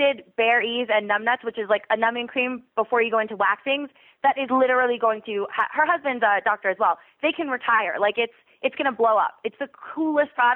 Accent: Plantation, Florida, United States; Plantation, which is where I grew up, and that's a very small city.

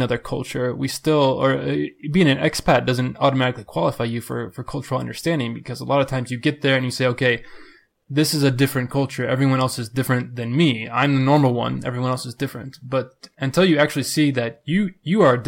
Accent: United States; moved away as an adult; as an American living overseas

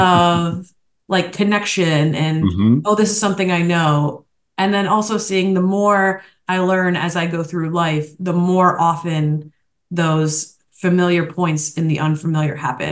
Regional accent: Detroit, Michigan, United States; And I'm like, I'm from Detroit too.

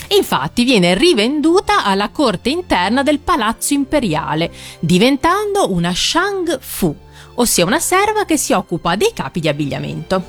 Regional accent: Liguria, Italy; accent: Ligurian; nel mio dialetto, quello ligure, farmacista si dice appunto ospezia

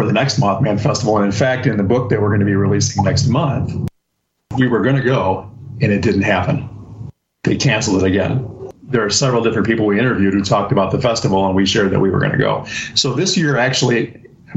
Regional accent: Chicago, Illinois, United States; we're from the Chicagoland area

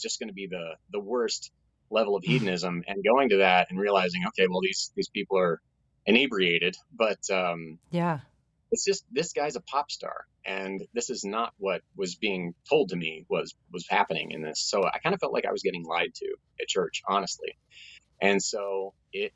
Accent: Tulsa, Oklahoma, United States; I grew up in Tulsa, Oklahoma, which is, you know, referred to as the buckle of the Bible Belt

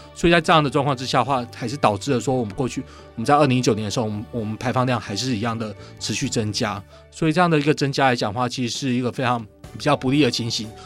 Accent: Taiwan; 我们台湾这边

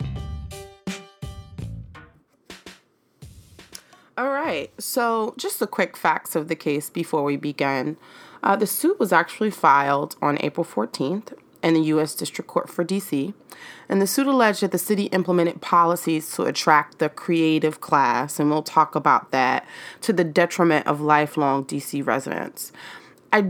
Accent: New York City, New York, United States; As a Harlem native, I was born and raised in Harlem, New York.

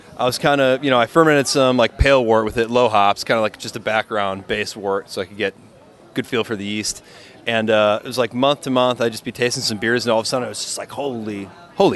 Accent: Milwaukee, Wisconsin, United States; moved away as an adult; also born or lived in Stevens Point, Wisconsin / Madison, Wisconsin; now in California, United States; I was born in Milwaukee, Wisconsin. Um, you know, I went to school just north of Milwaukee

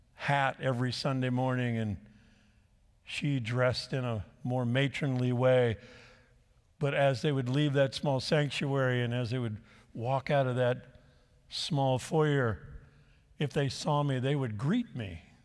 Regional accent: La Habra, California, United States; I grew up in the Church of the Nazarene in La Habra, California, not far from here

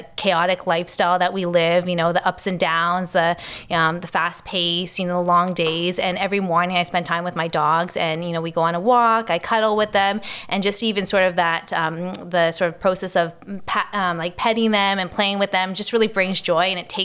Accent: Toronto, Ontario, Canada; So I grew up in Hyde Park area, inside of Toronto

